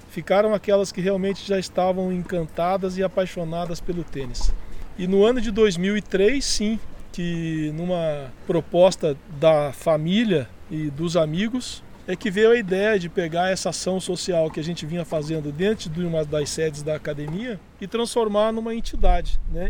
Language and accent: Portuguese; Jacarezinho, Paraná, Brazil; now in Curitiba, Brazil; Jacarezinho por ser minha terra natal e eu tenho um compromisso histórico com essa cidade